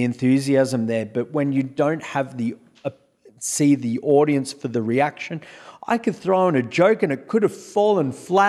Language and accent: English; Australia; accent: Australian; Well, the thing is that with my accent, my accent is not a typically thick Australian accent because I don't talk like I'm talking through my nose.